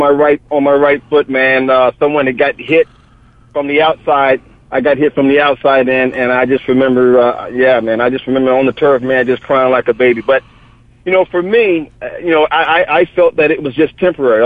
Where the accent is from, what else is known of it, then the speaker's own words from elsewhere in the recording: Clearwater, Florida, United States; moved away as an adult; now in New Jersey, United States; I'm originally from Clearwater, Florida, man. And I graduated high school in 1982.